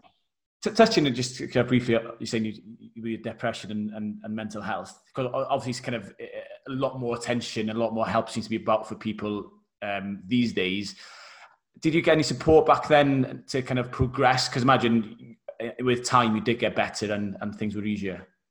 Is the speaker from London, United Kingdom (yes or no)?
no; Wales, United Kingdom; obviously being Welsh as well